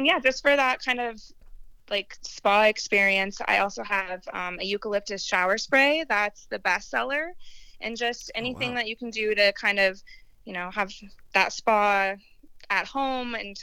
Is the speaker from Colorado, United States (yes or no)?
yes; Littleton, Colorado, United States; born and raised, I grew up in Littleton